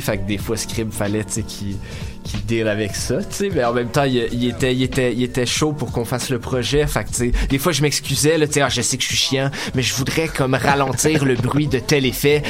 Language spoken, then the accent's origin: French; Sainte-Adèle, Quebec, Canada; now in Montreal, Canada; je viens de Sainte-Adèle dans le fond, fait qu'on a commencé à faire du rap là-bas